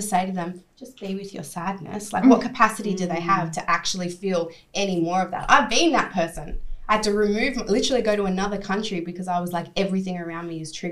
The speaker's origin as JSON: {"language": "English", "town": "Sydney", "region": "New South Wales", "country": "Australia", "tie": "born or raised there", "moved": "as an adult", "said": "my hometown, let's say Sydney"}